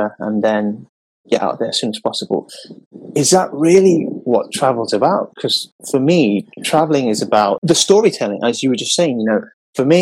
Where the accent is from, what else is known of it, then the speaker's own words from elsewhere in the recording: London, United Kingdom; I was born in London. In fact, where I grew up in London, the first part of my 10 years